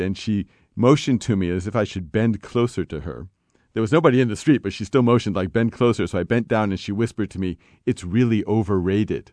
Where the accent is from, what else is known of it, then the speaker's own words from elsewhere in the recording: United States; I'm an American traveling abroad